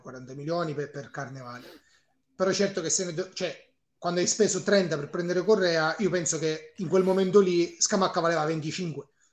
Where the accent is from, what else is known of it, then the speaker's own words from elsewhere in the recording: Catania, Sicily, Italy; sono siciliano, ehm, di Catania